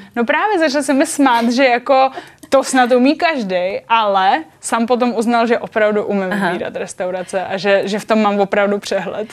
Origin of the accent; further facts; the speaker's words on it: Czechia; also born or lived in Japan; říkám, že jsem Čech, eh, Čech v Japonsku a Japonec v Čechách